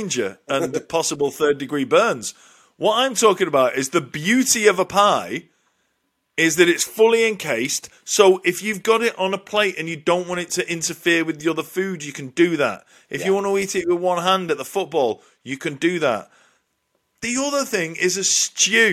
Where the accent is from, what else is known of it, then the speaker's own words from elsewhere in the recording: Lancashire, North West England, United Kingdom; as a northerner, we love our pies, and I'm only saying that because I'm from Lancashire